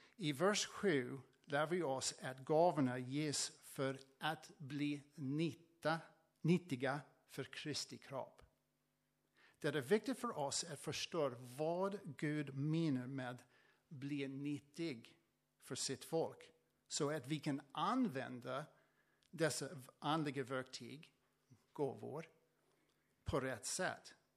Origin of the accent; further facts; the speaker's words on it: United States; Swedish is a second language; moved away as an adult; also born or lived in Tranås, Sweden; now in Sweden; från USA. Eh, jag flyttade från, eh, från USA till Sverige för sex år sedan